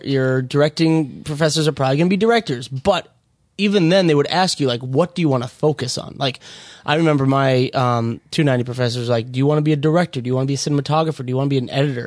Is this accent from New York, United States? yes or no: no; Minnesota, United States; in honor of my hometown. Both liquors in there are from Minnesota